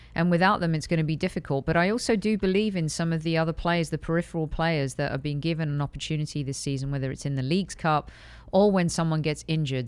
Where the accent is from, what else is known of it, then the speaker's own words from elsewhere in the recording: United Kingdom; moved away as an adult; also born or lived in Europe; now in United States; as a Brit coming to the U S